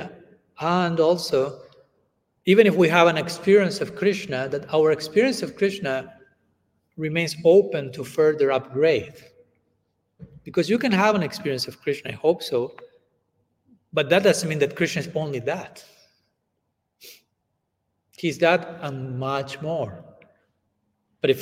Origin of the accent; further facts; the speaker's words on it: Argentina; first language Spanish; English is a second language; I'm coming from Argentina